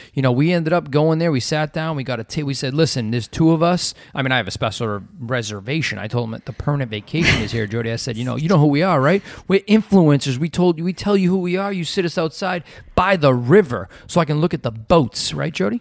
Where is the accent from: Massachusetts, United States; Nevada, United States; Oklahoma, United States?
Massachusetts, United States; Revere; also born or lived in Boston; now in west coast of Florida, United States; I'm from Revere. I grew up in Revere.